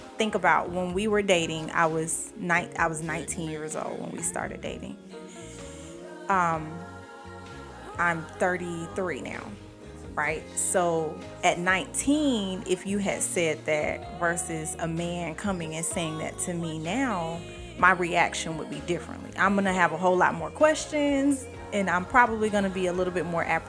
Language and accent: English; Atlanta, Georgia, United States; I was from Atlanta.